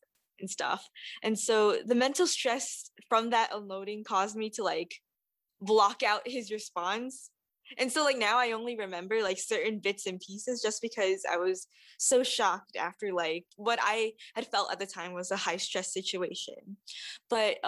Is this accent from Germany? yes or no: no; Saipan, Northern Mariana Islands; moved away as an adult; now in Evanston, United States; As a Japanese Filipina immigrant and who was born and raised in the Mariana Islands, I feel like I try to navigate with identifying being rooted in Saipan, my home